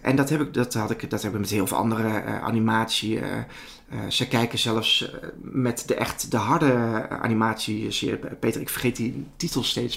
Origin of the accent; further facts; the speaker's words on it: Betuwe, Gelderland, Netherlands; ik ben de jongen van de Betuwe.